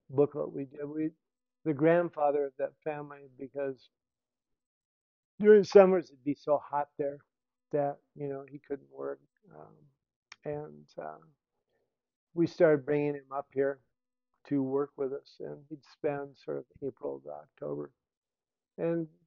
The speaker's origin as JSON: {"language": "English", "town": "Banámichi", "region": "Sonora", "country": "Mexico", "said": "So I'm coming from Banamichi in Rio Sonora and that you know background."}